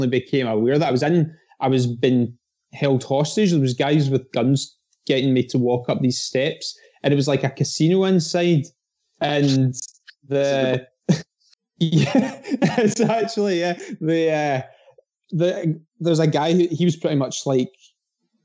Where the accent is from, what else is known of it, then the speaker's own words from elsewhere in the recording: Dunoon, Scotland, United Kingdom; in Dunoon, right? And my hometown.